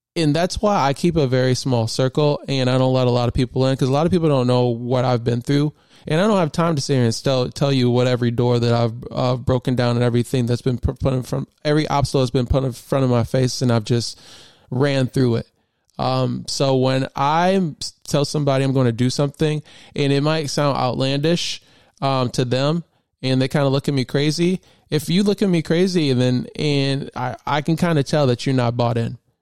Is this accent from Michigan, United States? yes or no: yes; Grand Blanc, Michigan, United States; I grew up in Michigan. And I went to high school in, in a high school called Grand Blanc High School in Grand Blanc, Michigan